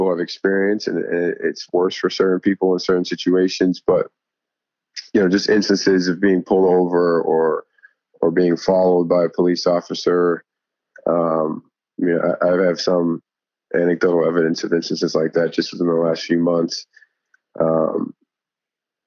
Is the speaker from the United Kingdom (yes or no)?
no; Boston, Massachusetts, United States; moved away; also born or lived in Davidson; growing up in Boston